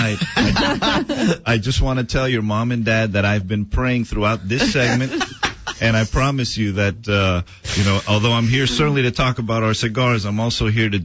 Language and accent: English; Miami, Florida, United States; I was born and raised in Miami